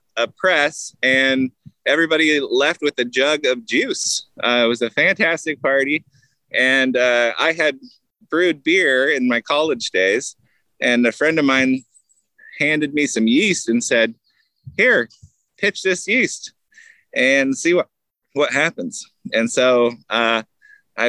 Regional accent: Southern California, United States; moved away as an adult; now in Washington State, United States; I grew up in Southern California

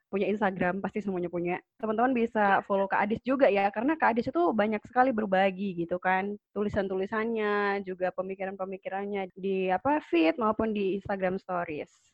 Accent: Banyuwangi, East Java, Indonesia; Kalau asalku itu dari Banyuwangi

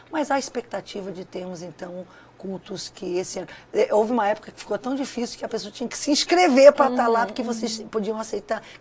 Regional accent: Sergipe, Brazil; Sou de Sergipe. Sou do bairro da Cabanagem

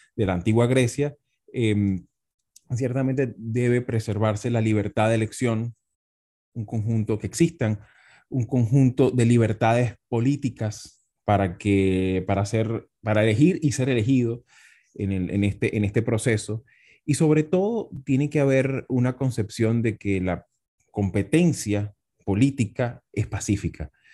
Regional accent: Venezuela; also born or lived in Spain; soy politólogo hispano-venezolano

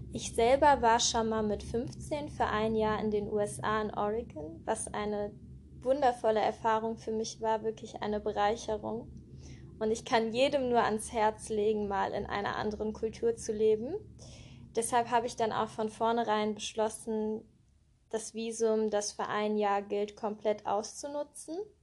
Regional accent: Cologne, North Rhine-Westphalia, Germany; Ich bin in Köln geboren und aufgewachsen

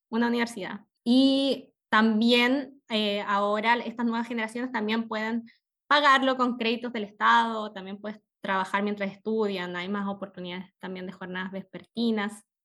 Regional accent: El Salvador, Atacama, Chile; moved away as an adult; also born or lived in Valparaíso, Chile; now in Germany; como ya contaron, soy originaria del norte de Chile, eh, de una pequeña ciudad minera que se llama El Salvador. Viví allí hasta mis 17 años, luego me tuve que mudar, a Valparaíso para estudiar.

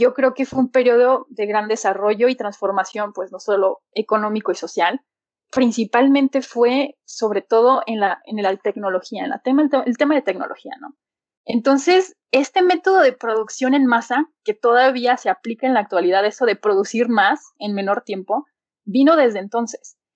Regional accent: Aguascalientes, Mexico; also born or lived in Leeds, England; pues soy de Aguascalientes. Estudié ciencias ambientales en la Universidad Autónoma de, aquí de Aguascalientes

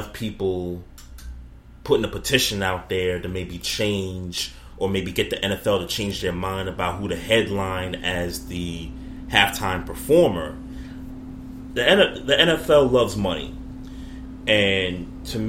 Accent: New York, United States; growing up in New York

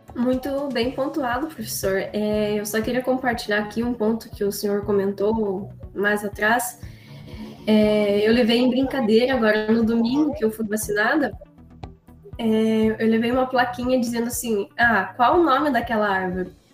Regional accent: Prudentópolis, Paraná, Brazil; lá na minha região, em Prudentópolis

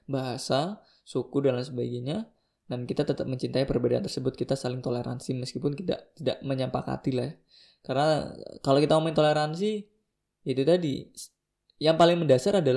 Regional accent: Java, Indonesia; born there; Aku lahir di Jawa gitu kan.

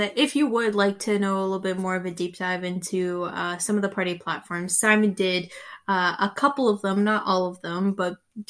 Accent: Canada; It is one of the greatest things that we have as a Canadian citizen is to choose the leadership that we want in power.

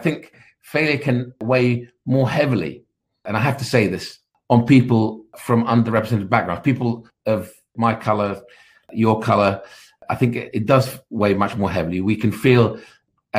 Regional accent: Baghdad, Baghdad Governorate, Iraq; moved away; I was born in Baghdad in 1967 to parents of Kurdish origin

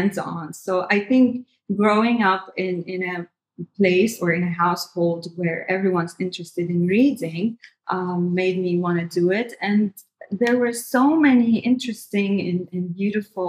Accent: Syria; moved away as an adult; also born or lived in Damascus; now in Dubai, United Arab Emirates; I am from Syria. I've been here for 16 years. I moved here in 2005

